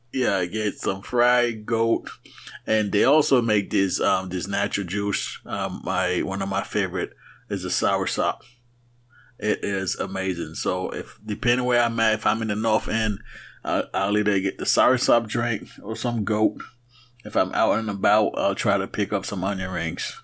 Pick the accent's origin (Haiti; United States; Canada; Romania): Haiti; moved away; when I grew up in Haiti